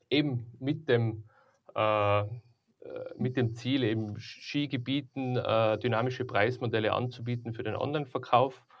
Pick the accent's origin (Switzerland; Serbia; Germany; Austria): Austria; Tyrol; Ja, also wie gesagt, ähm, ich bin ja aus Tirol, ich komme aus der Tourismusbranche